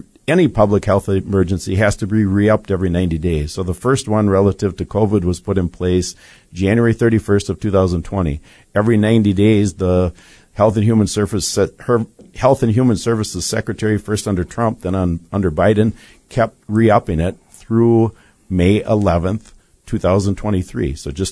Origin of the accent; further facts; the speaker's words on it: Wisconsin, United States; we're from Wisconsin.